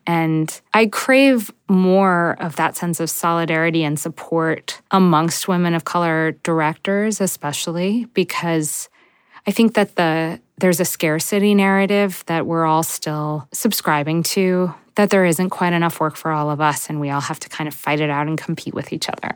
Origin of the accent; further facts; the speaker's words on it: United States; now in Brooklyn, United States; I was growing up in America